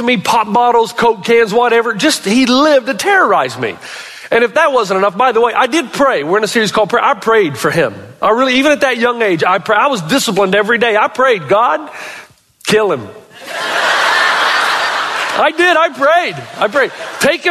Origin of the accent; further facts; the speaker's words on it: Elizabethton, Tennessee, United States; the home that I grew up in Elizabethan, Tennessee